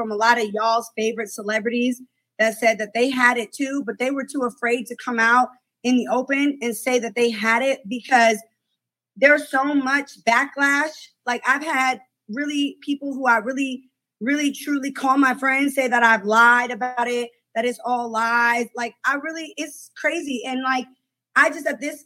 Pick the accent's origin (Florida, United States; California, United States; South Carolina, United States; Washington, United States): California, United States; the Bay Area; we both from the Bay